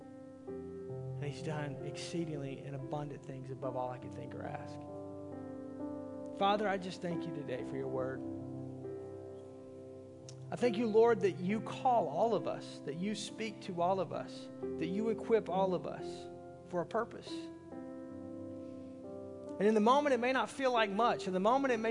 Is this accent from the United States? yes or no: yes; Arkansas, United States; I'm from Arkansas